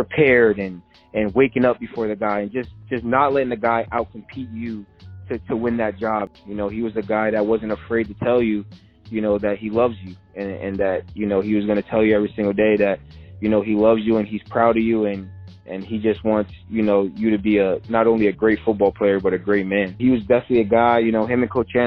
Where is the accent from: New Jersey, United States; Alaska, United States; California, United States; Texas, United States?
New Jersey, United States; Edison; me and my mom are from Edison